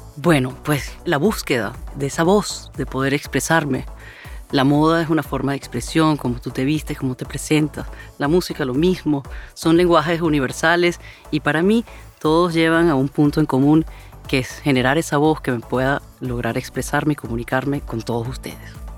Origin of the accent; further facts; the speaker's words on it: Venezuela; soy de Venezuela